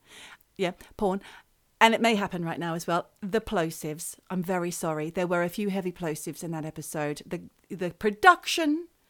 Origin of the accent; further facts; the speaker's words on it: Australia; now in United Kingdom; I am Australian, believe it or not.